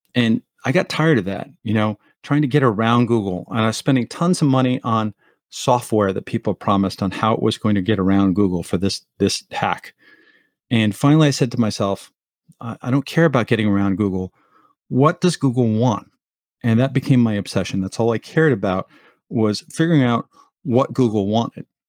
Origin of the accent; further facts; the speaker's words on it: Montclair, New Jersey, United States; moved away as an adult; also born or lived in Colorado; Northern New Jersey where I grew up in Montclair